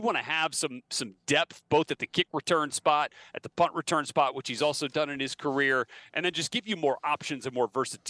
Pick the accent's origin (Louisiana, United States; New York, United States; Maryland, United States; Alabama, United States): Louisiana, United States; New Orleans; growing up in New Orleans, you know, and being a tortured son of a Saints employee